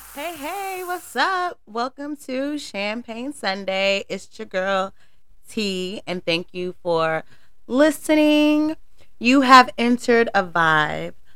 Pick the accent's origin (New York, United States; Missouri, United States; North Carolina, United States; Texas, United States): North Carolina, United States; I am from the South. I'm from North Carolina